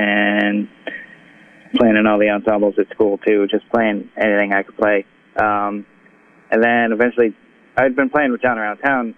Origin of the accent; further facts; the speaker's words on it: Providence, Rhode Island, United States; growing up around Providence.